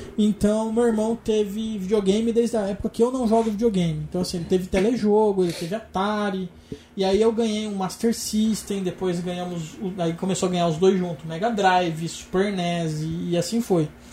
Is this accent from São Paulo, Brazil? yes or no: yes; Araraquara, São Paulo, Brazil; now in São Paulo, Brazil; eu nasci aqui em São Paulo e mudei para para Araraquara quando eu tinha seis anos.